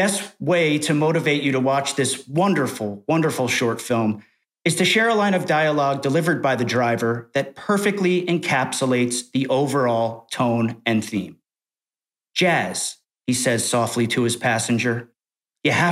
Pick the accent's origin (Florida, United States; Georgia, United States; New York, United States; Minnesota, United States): New York, United States; As a New Yorker